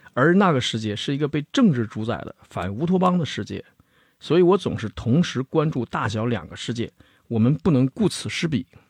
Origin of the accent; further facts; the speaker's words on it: China; 我们中国人